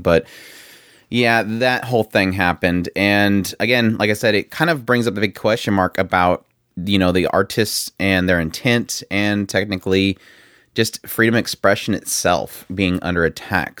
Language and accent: English; United States; growing up in the United States